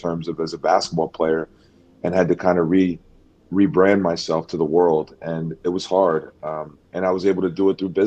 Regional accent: Philadelphia, Pennsylvania, United States; I was born in Philadelphia in the city

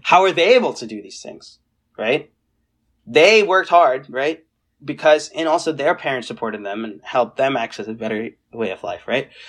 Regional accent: Seattle, Washington, United States; moved away as an adult; also born or lived in South Carolina / India / Purdue, Indiana; when we came back from India to Seattle, Um, we were right, seven, right? So we went, we were there from two thousand seven to two thousand seventeen

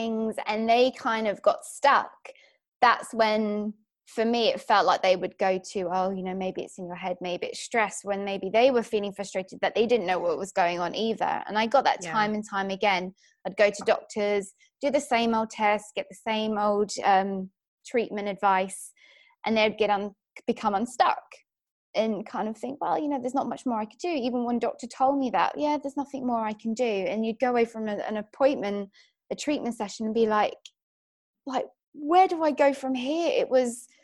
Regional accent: England, United Kingdom; now in Australia; I'm from England, as you can probably tell, but live in lovely Australia

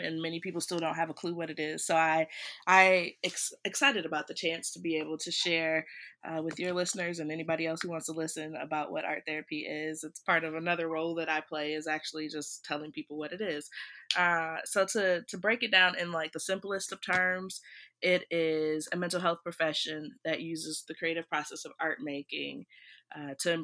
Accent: Beloit, Wisconsin, United States; moved away as an adult; also born or lived in Maryland / Washington, D.C.; I'm from Beloit, Wisconsin. I'm excited to share my little hometown with everybody in the world

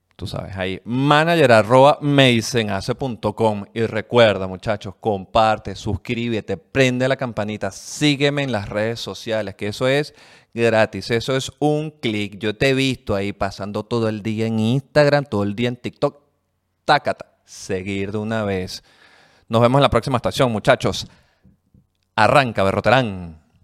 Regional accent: Caracas, Capital District, Venezuela; no sé si venezolana, pero más que todo como caraqueña

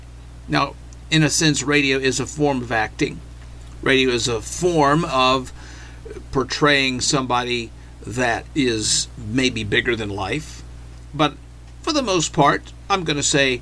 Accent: Arkansas, United States; we grew up in Arkansas under Governor Bill Clinton

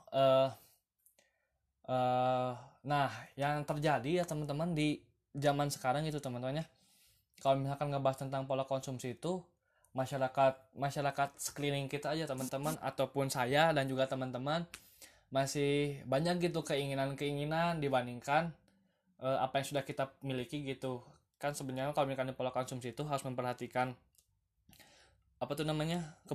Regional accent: Lembang, West Java, Indonesia; Selamat datang di podcast pertama saya Saya berasal dari Bandung teman-teman Tepatnya di Lembang ya teman-teman

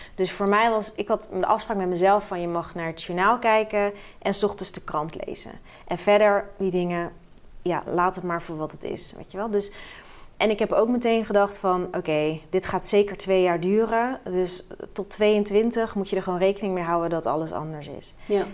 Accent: Rotterdam, South Holland, Netherlands; ik ben echt een geboren en getogen Rotterdammer

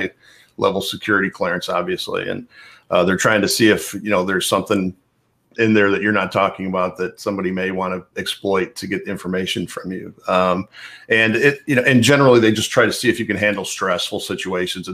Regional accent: Dolton, Illinois, United States; moved away as an adult; also born or lived in Chicago; I grew up in the Chicago area, a suburb just south of Chicago called Dalton, near Calumet City, Dalton, just outside of the city

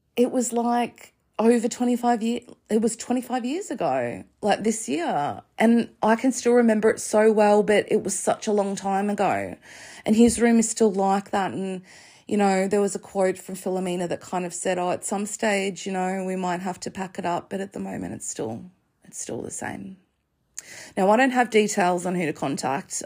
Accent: Australia; as an Australian

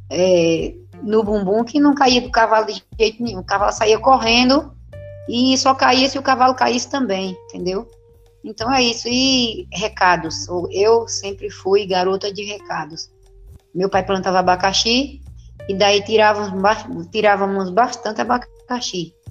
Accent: Joaquim Gomes, Alagoas, Brazil; born there; nasci é, em Joaquim Gomes, Alagoas.

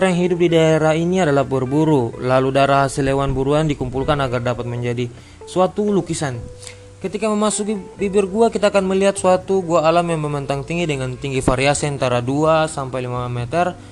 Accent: Southeast Sulawesi, Indonesia; first language Muna; Indonesian is a second language; dalam bahasa daerah saya yaitu bahasa Muna, tandu berarti tanduk.

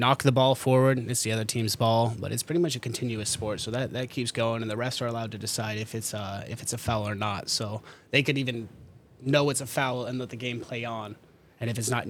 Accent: Iowa City, Iowa, United States; also born or lived in Idaho; I've been in the Iowa City area since I was 5 years old, so 22 years now.

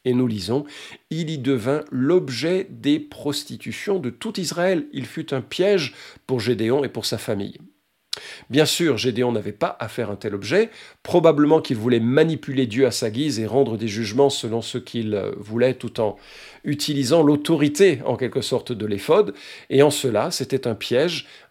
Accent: Lyon, Auvergne-Rhône-Alpes, France; la belle ville de Lyon, euh, ville, euh, ma ville natale

